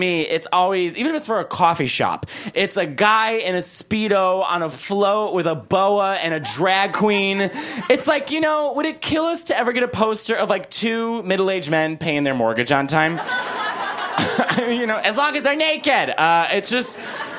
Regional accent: Chicago, Illinois, United States; I'm from Chicago

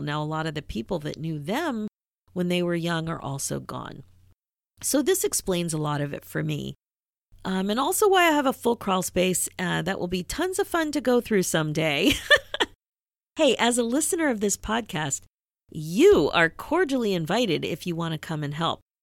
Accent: Philadelphia, Pennsylvania, United States; growing up in Philadelphia, Rocky was a big deal

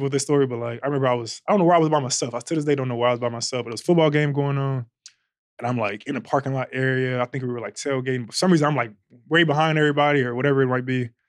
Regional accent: West Coast, United States; I I'm not I'm from the West Coast.

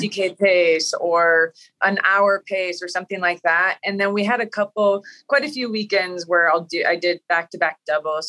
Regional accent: Wisconsin, United States; I grew up in Wisconsin

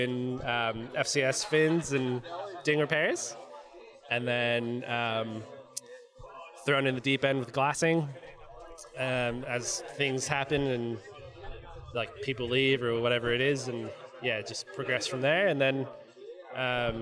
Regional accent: Virginia Beach, Virginia, United States; moved away as an adult; now in Western Australia, Australia; From Virginia originally

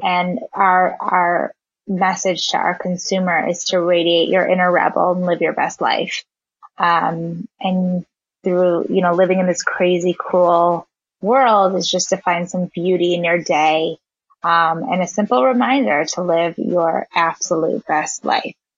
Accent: just out of Chicago, Illinois, United States; also born or lived in South Africa; I was born in South Africa and raised um, just out of Chicago

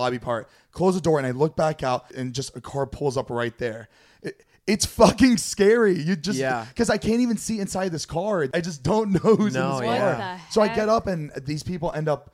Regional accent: Florida, United States; moved away; we're from Florida too

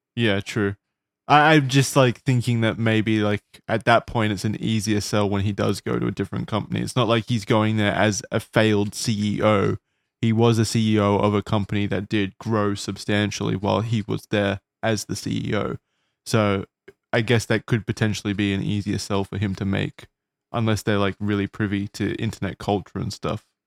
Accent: Australia; as an Australian

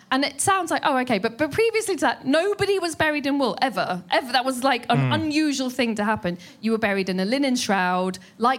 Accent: United Kingdom; I am sweating, but I am British.

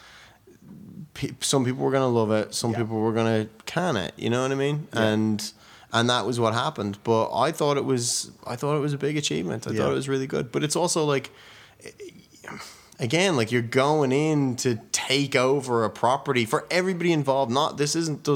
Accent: Wicklow, Leinster, Ireland; also born or lived in Dublin; I moved to Dublin from Wicklow when I was 12

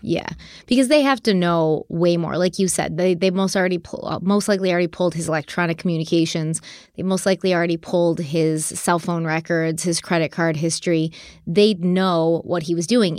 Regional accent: Buffalo, New York, United States; the Buffalo Bills, which is my hometown football

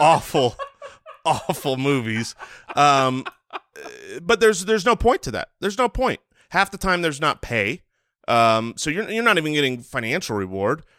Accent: United States; an American who has eaten plenty of bread

